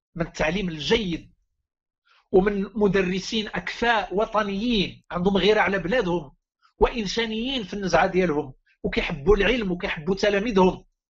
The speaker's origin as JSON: {"language": "Arabic", "country": "Morocco", "said": "لقينا راسنا كمغاربه"}